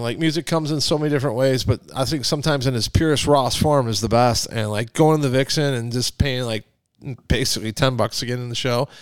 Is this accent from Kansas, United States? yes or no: no; McHenry, Illinois, United States; moved away; I went to my hometown in McHenry, Illinois